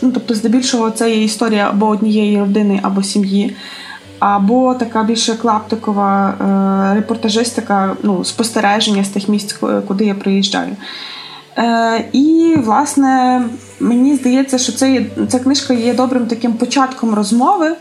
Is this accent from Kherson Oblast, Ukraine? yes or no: no; Lviv, Lviv Oblast, Ukraine; це є Львів е, мого дитинства